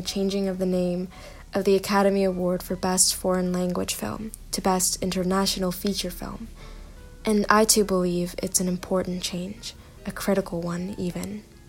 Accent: Indonesia; also born or lived in Korea / United Kingdom / Singapore; now in United States; I was born in Korea, and I've spent most of my life outside of it, growing up in Indonesia, the United Kingdom, Singapore, and now the United States.

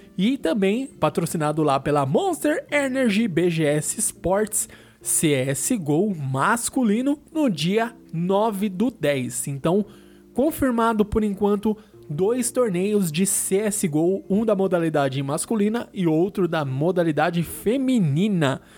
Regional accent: São Paulo, Brazil; a gente é aqui de São Paulo

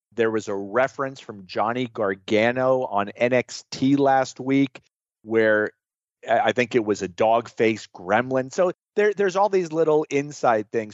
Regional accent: Florida, United States; growing up in Florida, in the territories in the South

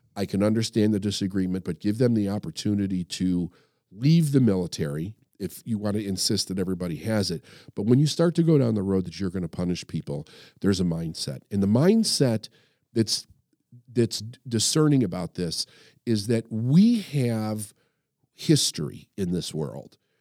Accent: United States; as an American and as somebody who did serve in the military

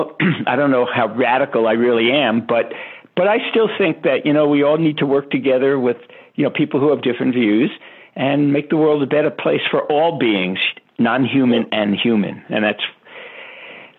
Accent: New York City, New York, United States; I grew up in Brooklyn, New York

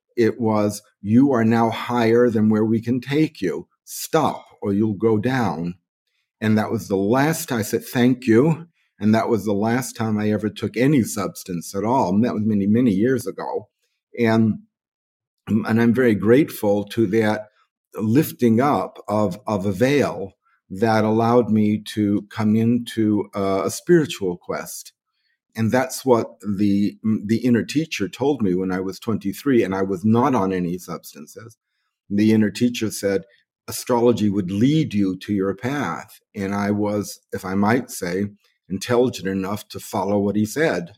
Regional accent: New York City, New York, United States; now in Bali, Indonesia; I was born on March the twenty-eighth, nineteen forty-four, in the Bronx, New York.

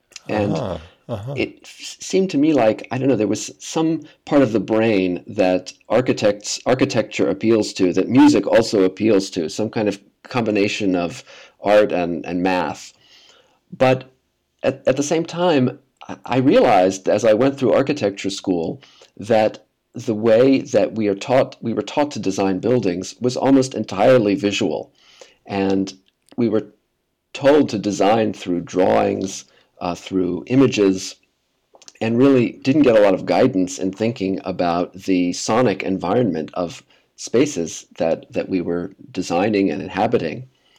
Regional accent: Midwest, United States; I grew up in the Midwest near Cincinnati.

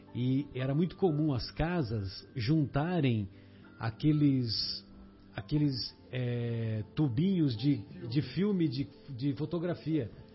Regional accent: São José do Rio Pardo, São Paulo, Brazil; moved away; eu saí de São José do Rio Pardo

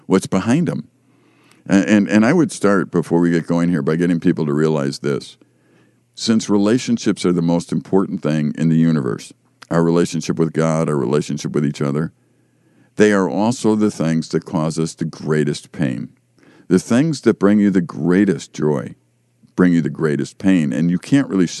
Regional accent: Chicago, Illinois, United States; moved away as an adult; I grew up in Chicago and they didn't hunt deer down there.

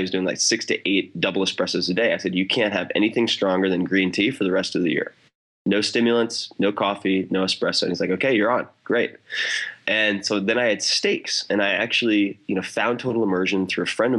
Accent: Long Island, New York, United States; I grew up on Long Island practically on the beach

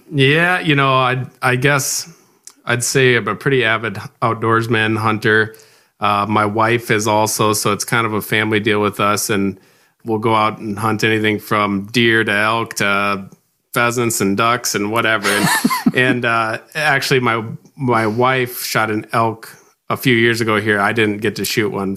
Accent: Rock Rapids, Iowa, United States; moved away as an adult; now in Sioux Falls, United States; I grew up right here in Rock Rapids, Iowa

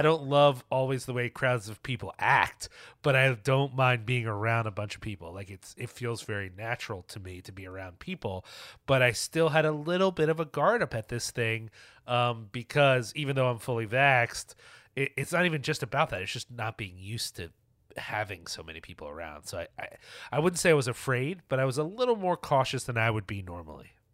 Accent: New York, United States; as a New Yorker

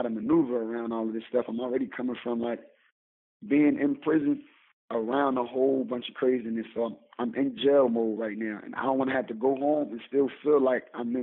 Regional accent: Philadelphia, Pennsylvania, United States; I'm from Philly. I'm from North Philly, North Side.

